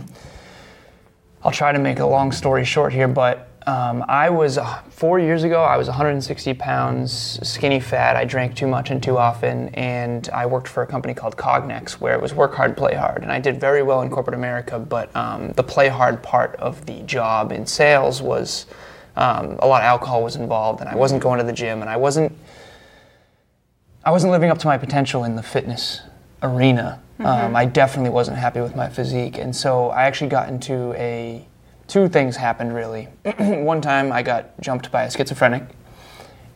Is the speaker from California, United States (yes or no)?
no; Uxbridge, Massachusetts, United States; Uxbridge, Massachusetts